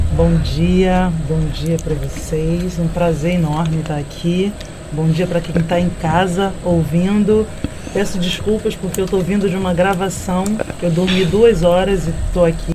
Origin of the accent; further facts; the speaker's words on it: Baixada Fluminense, Rio de Janeiro, Brazil; eu venho da Baixada Fluminense, do Corte 8, um lugar onde eu não tinha acesso à arte